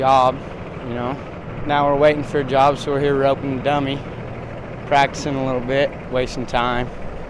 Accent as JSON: {"language": "English", "town": "St. George", "region": "Utah", "country": "United States", "moved": "as an adult", "lives_now": "North Dakota, United States", "said": "I'm from St. George, Utah."}